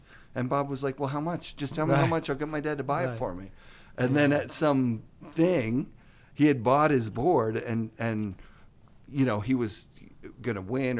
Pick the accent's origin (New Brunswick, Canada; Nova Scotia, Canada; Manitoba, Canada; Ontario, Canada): Ontario, Canada; Sudbury; moved away; I'm coming from Sudbury, Ontario, the middle of absolute nowhere